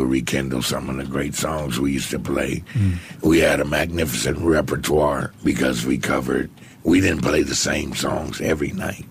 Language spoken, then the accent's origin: English; Compton, California, United States; now in Singapore; I'm from L.A., Compton, California.